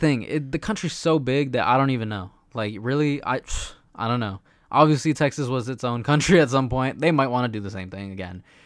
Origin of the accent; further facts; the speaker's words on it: El Salvador; we're from El Salvador, so we're very proud